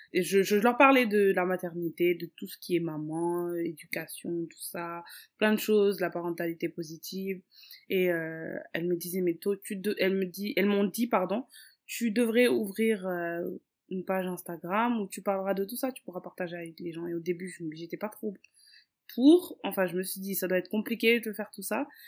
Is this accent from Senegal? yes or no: yes; Dakar, Senegal; je suis née et j'ai grandi à Dakar au Sénégal. Euh, je suis d'origine capverdienne